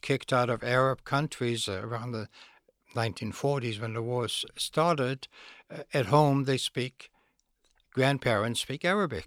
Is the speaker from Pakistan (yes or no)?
no; Netherlands; moved away; I was a Jewish kid, born in Holland, the Netherlands.